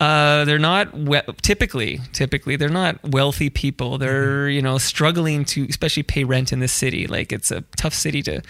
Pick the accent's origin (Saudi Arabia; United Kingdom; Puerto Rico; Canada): Canada; I'm proud Canadian.